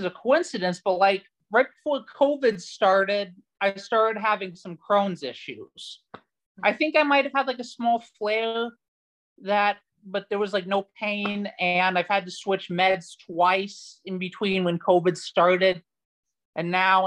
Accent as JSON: {"language": "English", "country": "United States", "said": "I'm from the United States"}